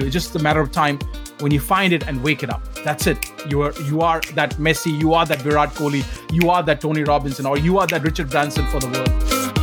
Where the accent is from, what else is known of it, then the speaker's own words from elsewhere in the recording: Sangrur district, Punjab, India; accent: heavy accent from Punjab; English is a second language; moved away; also born or lived in Calcutta; my village home or my hometown.